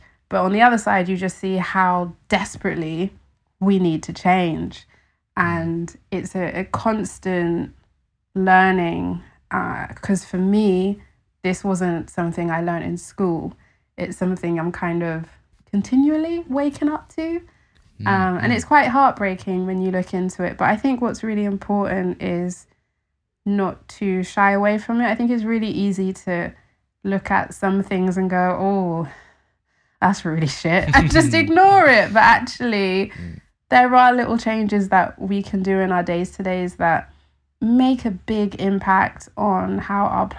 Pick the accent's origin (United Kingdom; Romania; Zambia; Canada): United Kingdom; London; I think for me, in growing up in London, in a city, I was very disconnected from where my food came from.